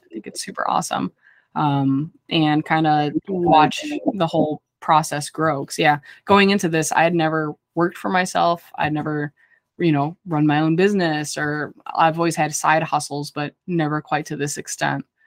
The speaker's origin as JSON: {"language": "English", "area": "near Chicago", "region": "Midwest", "country": "United States", "said": "I'm from the Midwest. I'm like right by Chicago"}